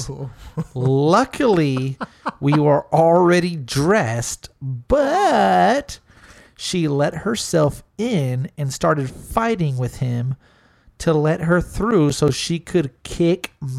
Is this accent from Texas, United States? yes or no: yes; Smithville, Texas, United States; also born or lived in San Antonio; I'm born in San Antonio, raised in Smithville, moved back to San Antonio...